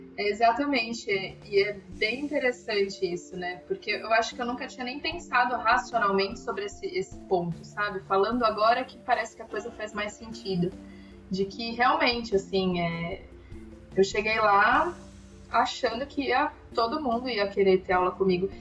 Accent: São Paulo, Brazil; a gente fala que é de São Paulo

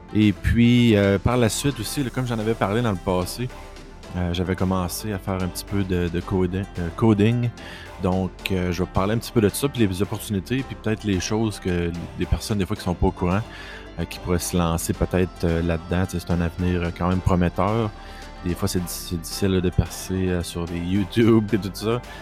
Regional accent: Quebec, Canada; first language French; je suis francophone de base euh, du Québec

